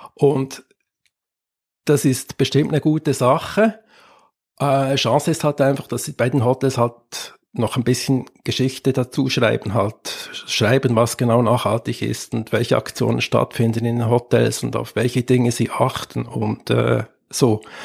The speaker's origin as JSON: {"language": "German", "country": "Switzerland", "said": "ich bin Schweizer"}